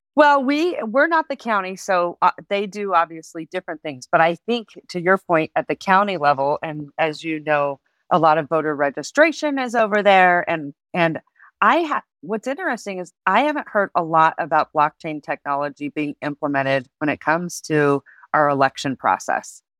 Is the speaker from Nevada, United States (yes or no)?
yes; Reno, Nevada, United States; also born or lived in Colorado Springs; I was born and raised in, in my city, and it was predominantly gaming